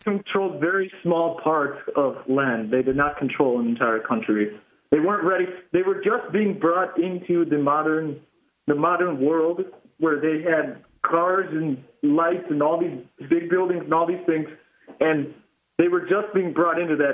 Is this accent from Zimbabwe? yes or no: yes; Zimbabwe; moved away; I was born in Zimbabwe